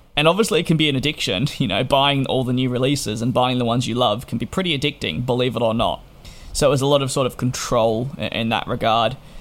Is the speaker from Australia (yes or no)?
yes; Australia; being an Australian